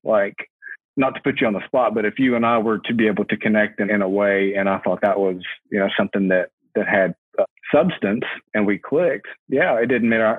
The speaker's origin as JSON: {"language": "English", "town": "Huntington", "region": "West Virginia", "country": "United States", "tie": "born or raised there", "said": "I'm from Huntington. I live in between the two biggest cities in West Virginia, Charleston and Huntington. So I'm, I'm directly in the middle of there and I've been here all my life."}